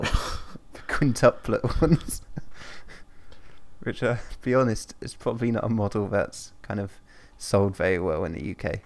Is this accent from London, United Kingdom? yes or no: yes; London, United Kingdom; I'm a Londoner